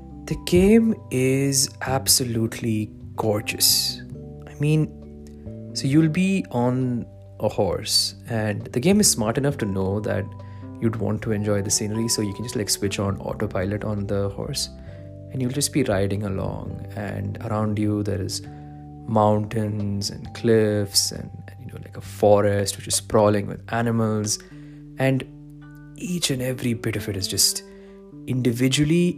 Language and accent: English; Dubai, United Arab Emirates; I grew up in Dubai, but I'm originally from India.